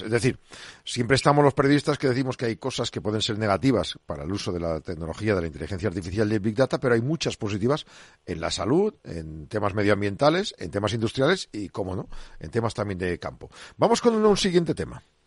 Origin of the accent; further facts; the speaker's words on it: Burgos, Castile and León, Spain; yo en mi pueblo en Burgos